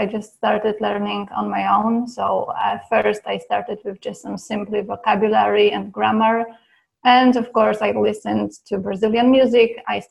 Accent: Poland; also born or lived in Dublin, Ireland; now in Buenos Aires, Argentina; I'm from Poland, but at the moment I'm living in Argentina, in Buenos Aires.

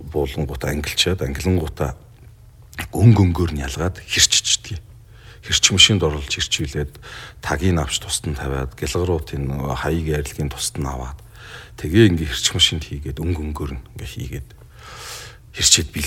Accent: Bulgan, Mongolia; Ер нь бол би тэр нутгийн хүүхэд тэр нутагт л өсч юм дийж дөрнж хүн болсон.

